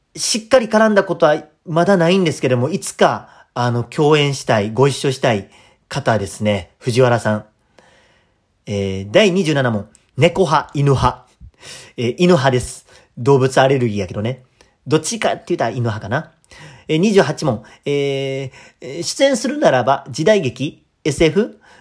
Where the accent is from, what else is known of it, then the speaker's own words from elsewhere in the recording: Kadoma, Osaka, Japan; moved away as an adult; also born or lived in Tokushima Prefecture; えー、大阪府、えー、門真市出身です